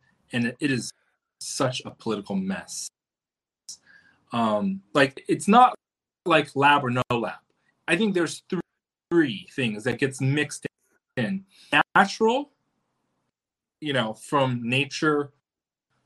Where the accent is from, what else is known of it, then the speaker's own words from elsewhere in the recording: United States; I'm all American